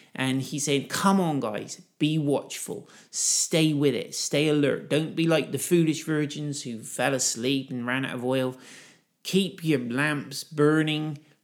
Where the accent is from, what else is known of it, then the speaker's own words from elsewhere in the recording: United Kingdom; I'm a Brit.